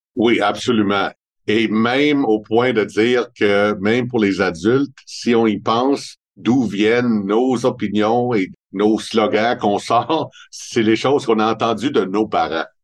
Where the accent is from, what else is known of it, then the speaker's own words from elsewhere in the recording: Montreal, Quebec, Canada; accent: Montreal; j'ai vraiment un accent de Montréal. Mais c'est normal parce que ça fait 58 ans que je reste à Montréal